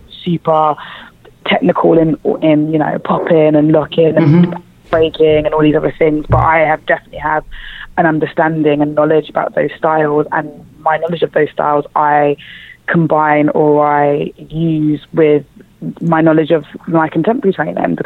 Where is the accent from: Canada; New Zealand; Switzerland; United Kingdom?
United Kingdom; London; I was born and raised in East London. I come from a place called Forest Gate, which is right next to Stratford